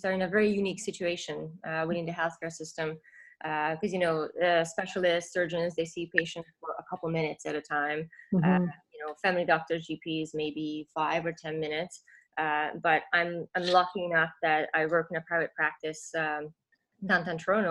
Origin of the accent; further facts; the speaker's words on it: Hungary; moved away as an adult; also born or lived in London, Ontario; now in Canada; in my fifth year in Hungary, I took a course in orthopedic injuries